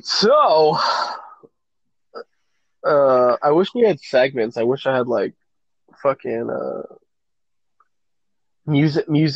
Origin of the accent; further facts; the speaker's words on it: Southern California, United States; We're all around the same age, and we grew up in Southern California